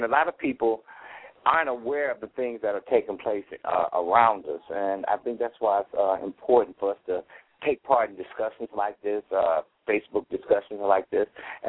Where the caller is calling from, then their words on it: Cleveland, Ohio, United States; I've been HIV-positive for 29 years. I'm calling from Cleveland, Ohio.